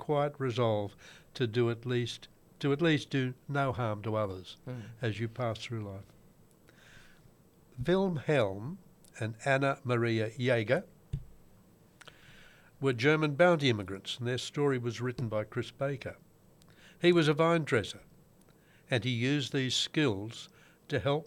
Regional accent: Newcastle, New South Wales, Australia; I grew up in Merriweather.

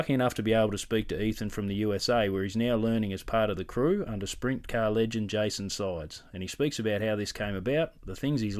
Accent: Latrobe, Tasmania, Australia; I grew up over in Latrobe

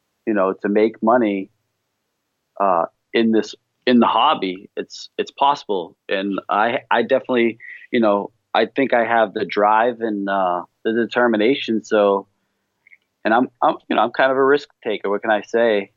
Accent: New England, United States; accent: New England

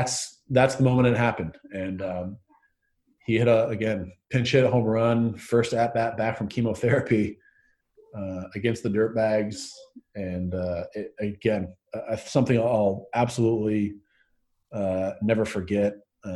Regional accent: Southern California, United States; growing up in Southern California

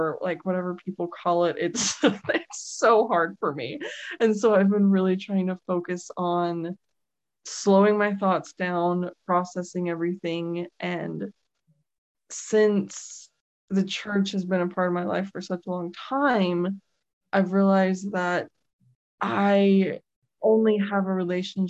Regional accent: Utah, United States; I was born and raised in Utah

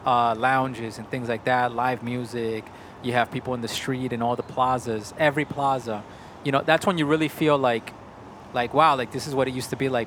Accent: New York, United States; I was born and raised in New York

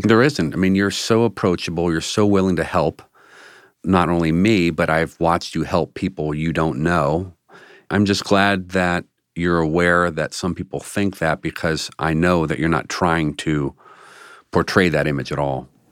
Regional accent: Washington, District of Columbia, United States; now in Cleveland, United States; I grew up in Washington, D C

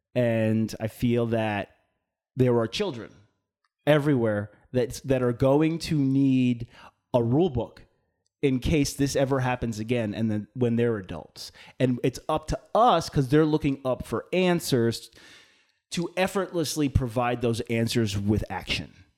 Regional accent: Long Island, New York, United States; I'm from Long Island, right? So most of the people on Long Island, most, right, at least for, in, in my hometown, were Irish

